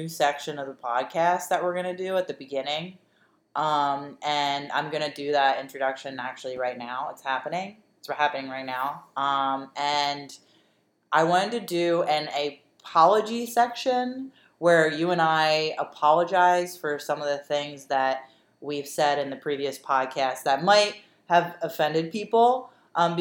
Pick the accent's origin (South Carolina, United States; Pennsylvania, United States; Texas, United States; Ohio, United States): Pennsylvania, United States; Delaware County; We are from Delaware County